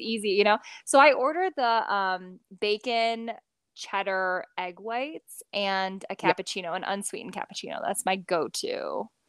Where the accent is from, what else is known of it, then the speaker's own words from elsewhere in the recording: Midwest, United States; I'm from the Midwest